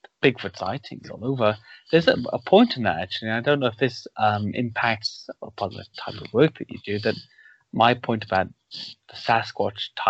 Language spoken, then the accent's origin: English; Wales, United Kingdom; coming from this part of the world, growing up in Wales